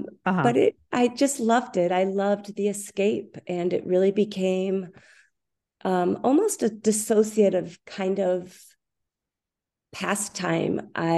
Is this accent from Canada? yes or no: no; Minneapolis, Minnesota, United States; Okay, so I grew up in Minneapolis, Minnesota, and I started as a very young girl studying ballet.